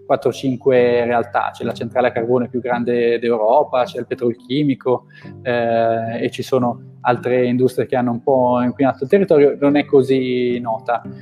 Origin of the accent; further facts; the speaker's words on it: Saronno, Lombardy, Italy; io in realtà eh, ok, vengo da Saronno un, dove fanno l'amaretto, che è un posticino vicino a Milano. Ho, ho, iniziato a studiare a Milano, poi dopo mi sono trasferito a Firenze, poi ho fatto il primo lavoro a Roma